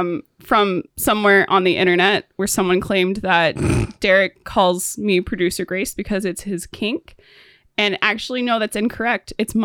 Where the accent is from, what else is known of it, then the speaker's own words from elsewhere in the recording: Alaska, United States; It's always like, well, I'm from Alaska.